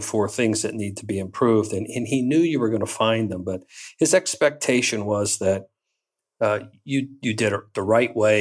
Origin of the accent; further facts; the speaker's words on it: Western Pennsylvania, United States; moved away as an adult; also born or lived in Michigan; growing up in Western Pennsylvania